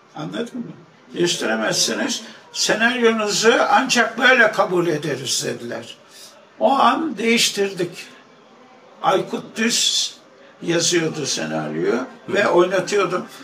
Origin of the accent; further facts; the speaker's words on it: Istanbul, Turkey; 1 Şubat 1932'de Arnavutköy'de doğmuşum.